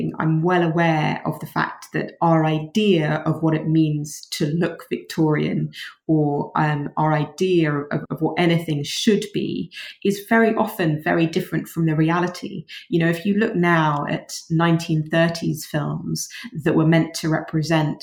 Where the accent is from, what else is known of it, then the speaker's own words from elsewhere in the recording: London, United Kingdom; born and bred in London, and this is where I grew up